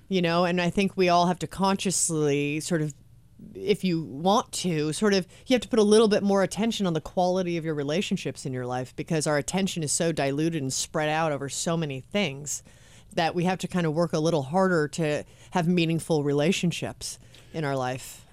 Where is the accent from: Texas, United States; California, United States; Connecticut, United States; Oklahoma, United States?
California, United States; Los Angeles; I'm born and raised in Los Angeles and I live in Hollywood